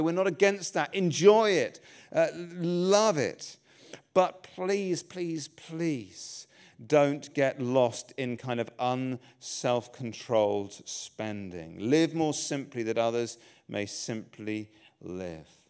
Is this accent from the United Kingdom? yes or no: yes; England, United Kingdom; I'm English